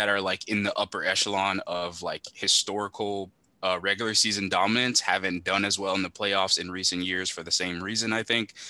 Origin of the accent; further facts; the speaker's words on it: Miami, Florida, United States; I'm from Miami